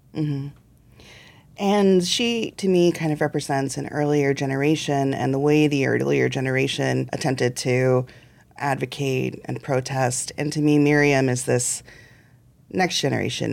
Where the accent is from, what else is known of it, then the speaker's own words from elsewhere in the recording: central Illinois, United States; I was growing up in central Illinois